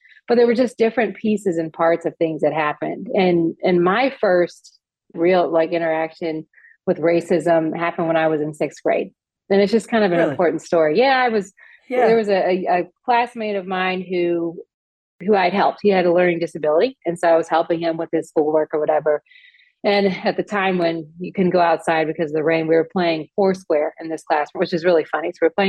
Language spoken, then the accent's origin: English; Bexley, Ohio, United States; growing up in Bexley was a little challenging because there weren't many Black families there. And we definitely, unfortunately, experienced racism.